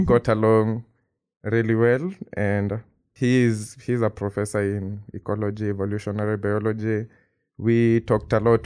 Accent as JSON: {"language": "English", "country": "Kenya", "tie": "born or raised there", "moved": "as an adult", "lives_now": "Princeton, United States", "said": "I am from Kenya, like, I've grown up in Kenya all my life"}